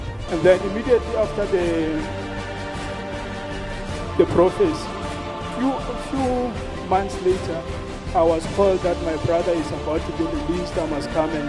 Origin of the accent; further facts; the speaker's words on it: Bolobedu, Limpopo, South Africa; moved away; I'm from Limpopo originally, Bulobedi.